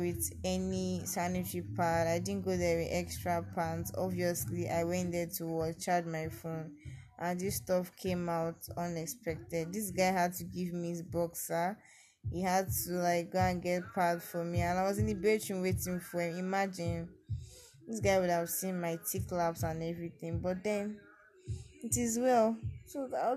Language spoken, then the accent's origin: English; Delta, Nigeria; I'm from Delta State.